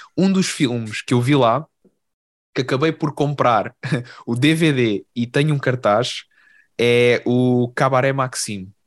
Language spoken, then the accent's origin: Portuguese; Portugal